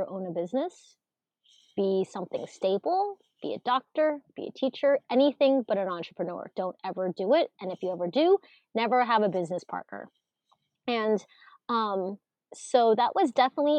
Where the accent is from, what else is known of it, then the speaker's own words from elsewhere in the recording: Alaska, United States; English is a second language; growing up, not speaking English as my first language, and just trying to fit in the early 80s, especially in Alaska